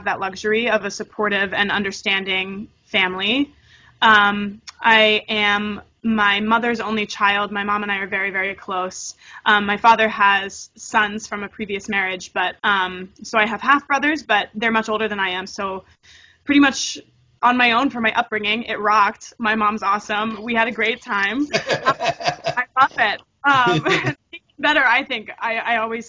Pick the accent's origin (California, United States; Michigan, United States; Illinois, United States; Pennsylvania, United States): Pennsylvania, United States; Harrisburg; moved away as an adult; now in New York, United States; I was born and raised in Harrisburg, Pennsylvania